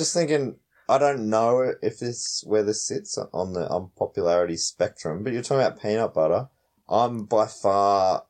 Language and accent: English; Australia; from Australia.